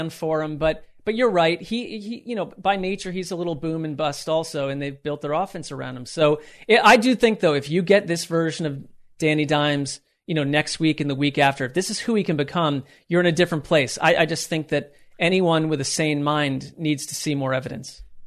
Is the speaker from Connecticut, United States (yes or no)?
yes; Connecticut, United States; I grew up close to you, although I grew up in Connecticut